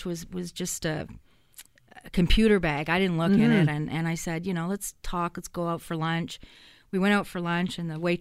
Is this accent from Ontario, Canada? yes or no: yes; Hamilton, Ontario, Canada; I'm from Hamilton